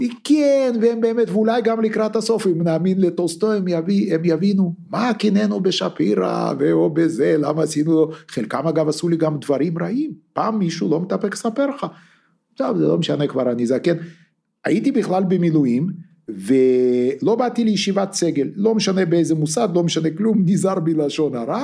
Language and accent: Hebrew; Lithuania; also born or lived in Russia; now in Israel; אני ליטאי, אתה בטח יודע את זה, נולדתי בליטא